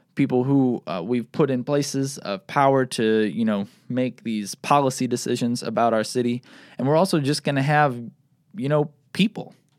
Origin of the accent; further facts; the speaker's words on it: South Bend, Indiana, United States; also born or lived in Bloomington, Indiana; I grew up here in South Bend and moved back when I graduated college